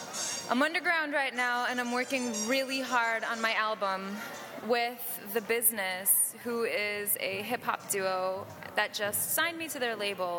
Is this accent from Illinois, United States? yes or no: yes; Chicago, Illinois, United States; my mother brought me here as a child growing up in Chicago